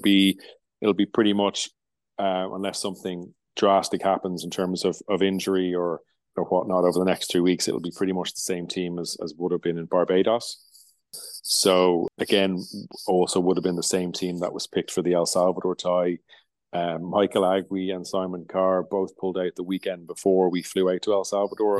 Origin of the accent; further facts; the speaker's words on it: Limerick, Munster, Ireland; Limerick is is my hometown.